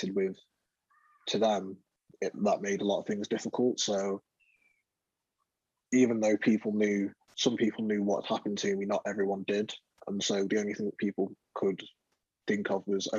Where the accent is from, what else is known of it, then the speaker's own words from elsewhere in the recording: London, United Kingdom; moved away; also born or lived in north of England; I was born in London, and when growing up in London, it's very multicultural